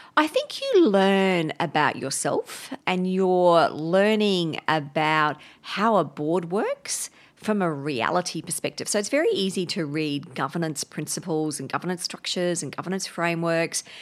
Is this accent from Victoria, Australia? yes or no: no; Brisbane, Queensland, Australia; I grew up up in Brisbane